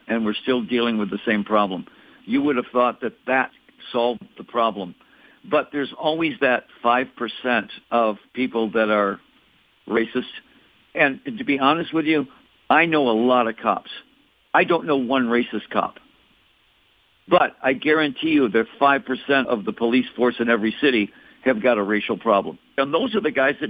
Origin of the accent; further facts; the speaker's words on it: Detroit, Michigan, United States; now in Scottsdale, United States; I'm from Detroit